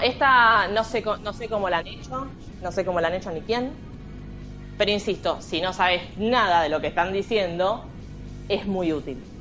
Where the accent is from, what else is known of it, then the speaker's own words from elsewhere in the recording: Argentina; somos argentinas